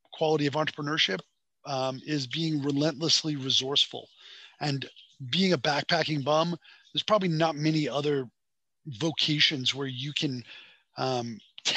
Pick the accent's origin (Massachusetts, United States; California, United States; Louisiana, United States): Massachusetts, United States; Boston; moved away as an adult; also born or lived in Beijing, China / Hong Kong; I grew up in Boston in a very Italian neighborhood